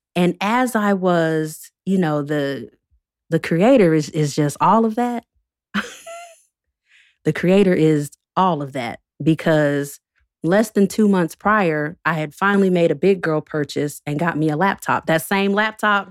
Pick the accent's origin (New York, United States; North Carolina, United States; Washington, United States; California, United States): North Carolina, United States; Winston-Salem; also born or lived in Chapel Hill, North Carolina; I'm from North Carolina, born and raised, born in Chapel Hill. raised in Winston-Salem